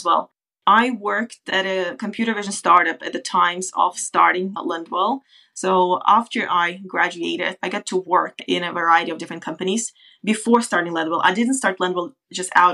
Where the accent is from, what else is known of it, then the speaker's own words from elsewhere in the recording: Kazakhstan; moved away as an adult; also born or lived in United States / United Kingdom; now in Norway; I come from Kazakhstan originally. As of now, I've been living in Norway for about 10 years